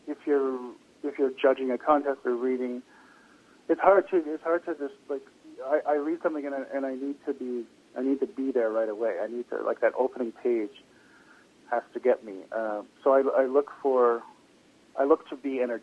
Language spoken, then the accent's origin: English; Toronto, Ontario, Canada; moved away; also born or lived in British Columbia; I'm from Toronto